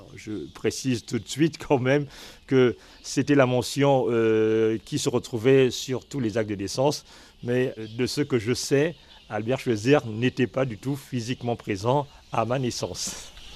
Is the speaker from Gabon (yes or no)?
yes; Lambaréné, Moyen-Ogooué, Gabon; je suis né à Lambaréné